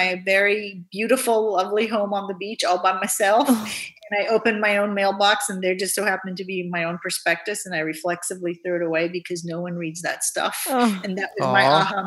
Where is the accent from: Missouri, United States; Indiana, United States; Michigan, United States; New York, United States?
Indiana, United States; also born or lived in Iran; I grew up in Indiana, and I had a fantastic Midwestern upbringing